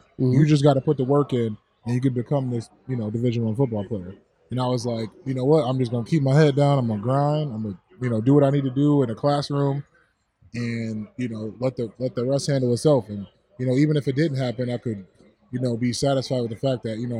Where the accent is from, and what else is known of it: Buffalo, New York, United States; born or raised there